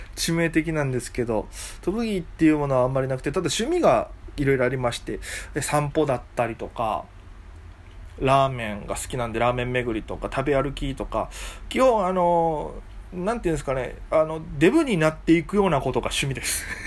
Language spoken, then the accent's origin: Japanese; Okinawa, Japan; moved away as an adult; now in Tokyo, Japan; 僕はですね、えー、沖縄県出身で、今、東京でお笑い芸人をやっております